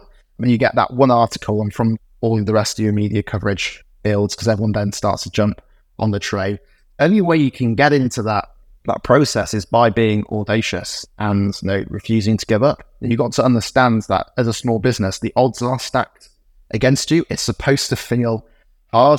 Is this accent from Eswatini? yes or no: no; Morley, Yorkshire and the Humber, United Kingdom; also born or lived in Oxford; when I was growing up in Morley in West Yorkshire